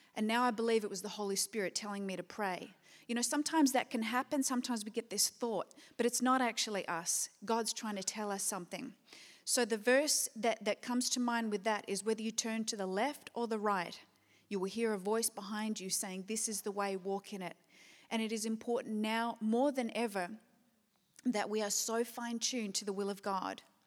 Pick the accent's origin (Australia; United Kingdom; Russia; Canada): Australia; Perth, Western Australia; moved away; back in Perth, which I always consider my hometown.